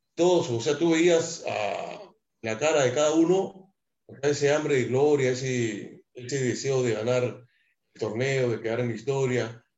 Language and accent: Spanish; Lima, Peru; also born or lived in Jesús María, Lima / Mexico; yo nací en Jesús María, me crié en Matute, al frente de la Tribuna